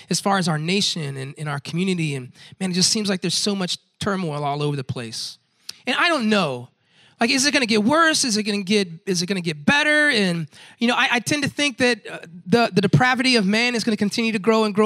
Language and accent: English; Tampa, Florida, United States; I grew up in Tampa, Florida, Central Florida